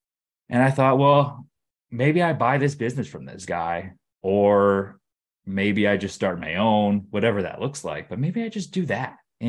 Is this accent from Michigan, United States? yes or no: yes; Detroit, Michigan, United States; Sure. Yeah, I grew up in Metro Detroit, kind of a standard middle-class upbringing. I grew up in the suburbs of Detroit.